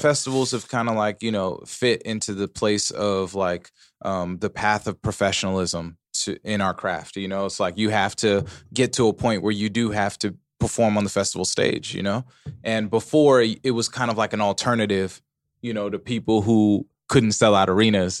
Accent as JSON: {"language": "English", "town": "Pomona", "region": "California", "country": "United States", "said": "I'm from Pomona"}